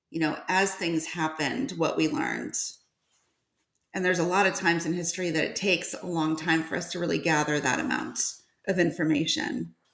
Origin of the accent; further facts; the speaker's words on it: Georgia, United States; Um, I'm from Georgia.